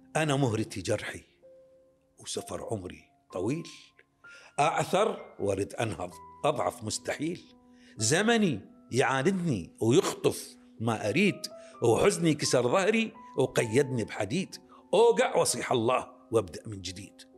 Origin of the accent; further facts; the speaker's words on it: Baghdad, Baghdad Governorate, Iraq; ولادتي انا بغداد كراده مريم ومنطقه شعبيه بمنطقه فقيره فقيره جدا يعني هذه بيوتها من الطين وسقوفها من العمدان نشأنا بها انولدت بها